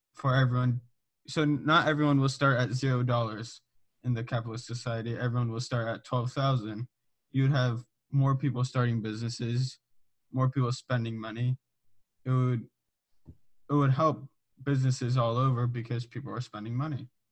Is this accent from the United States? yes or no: yes; Southern California, United States; I'm from Southern California